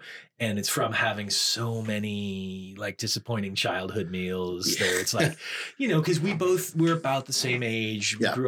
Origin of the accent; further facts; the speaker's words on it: New England, United States; The way that like being born and raised in New England, like I've been eating whole lobster since I was.